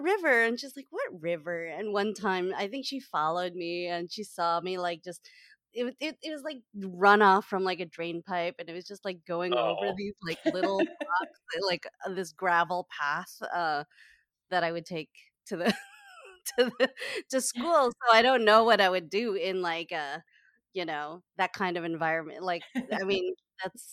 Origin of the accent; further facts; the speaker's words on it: Canada; also born or lived in Halifax, Nova Scotia; I grew up in Canada, but my most memorable times were in Halifax when I was like 6 years old to 9 years old